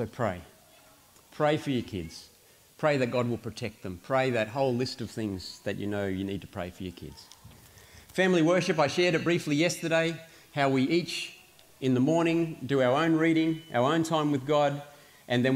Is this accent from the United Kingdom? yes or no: no; Australia; for me, as an Australian parent